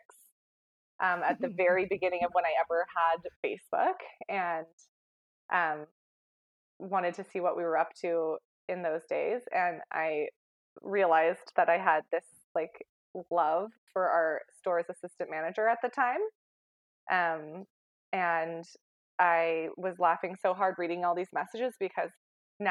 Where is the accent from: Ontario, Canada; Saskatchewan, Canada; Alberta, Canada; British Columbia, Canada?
British Columbia, Canada; Oak Bay; also born or lived in Vancouver; now in Vernon, Canada; I grew up in Oak Bay, and it's a really small community